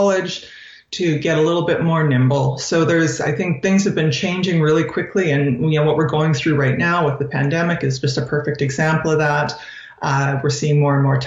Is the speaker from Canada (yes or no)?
yes; Saskatchewan, Canada; moved away as an adult; also born or lived in California; now in Saskatoon, Canada; I grew up in Saskatchewan, so I grew up on a farm just north of St. Bruce, Saskatchewan, a mixed farm